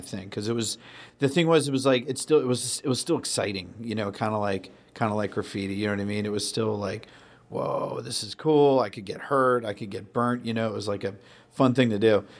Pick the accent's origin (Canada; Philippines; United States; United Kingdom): United States; Sandwich, Massachusetts; I grew up on the Cape and Sandwich.